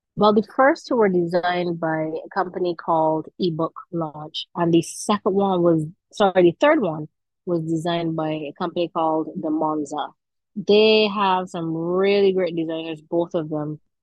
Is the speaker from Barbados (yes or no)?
yes; Saint Michael, Barbados; I am from the St. Michael area. So, you know, I had a very, let me see, I guess a typical Barbadian childhood